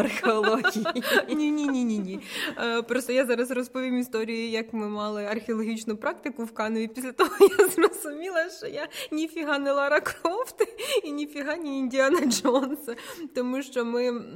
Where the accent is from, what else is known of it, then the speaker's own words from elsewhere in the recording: Ukraine; moved away as an adult; now in Kyiv, Ukraine; з периферійних містечок, звідки я родом